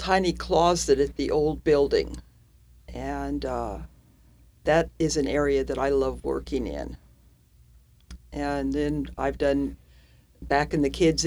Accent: Salinas, California, United States; moved away as an adult; also born or lived in San Jose, California; now in Oklahoma, United States; I grew up in Central California in a town called Salinas

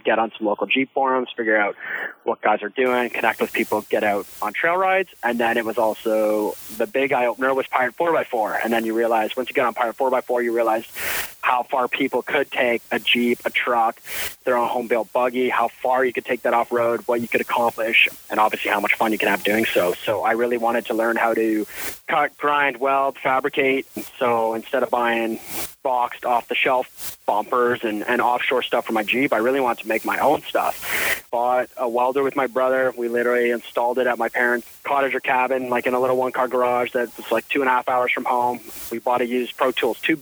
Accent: Ontario, Canada; We grew up here in Ontario

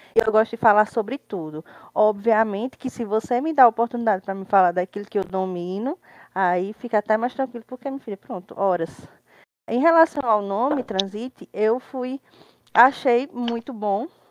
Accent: Campina Grande, Paraíba, Brazil; Moro, resido assim desde que eu me entendo por gente em Campina Grande, Paraíba

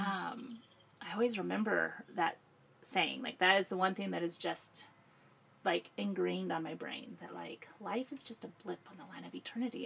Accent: Peoria, Illinois, United States; moved away as an adult; also born or lived in Chicago, Illinois / South Carolina; I grew up in Peoria. Okay. Um, that's where I grew up and lived there

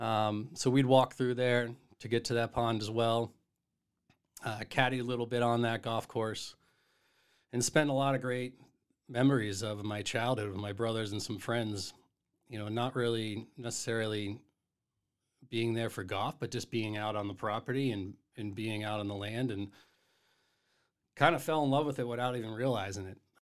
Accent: Duxbury, Massachusetts, United States; also born or lived in Miamiville, Ohio; I actually grew up in Duxbury, Massachusetts

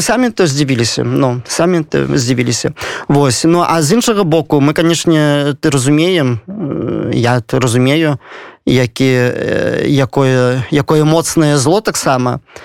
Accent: Belarus; я заўсёды ганаруся что я беларус

